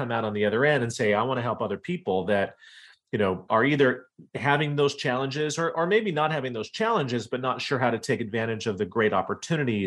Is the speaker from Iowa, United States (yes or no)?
yes; Iowa, United States; moved away as an adult; also born or lived in Wyoming / East Coast / Washington, D.C.; So I was born in Wyoming, grew up in Iowa, and then in the late 90s decided I wanted to move to the East Coast